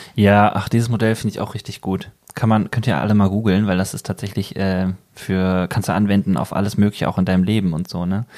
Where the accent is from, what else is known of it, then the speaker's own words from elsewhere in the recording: Bergisches Land, North Rhine-Westphalia, Germany; now in Ruhr area, Germany; ich komme aus dem Bergischen und da sagt man eher so Birne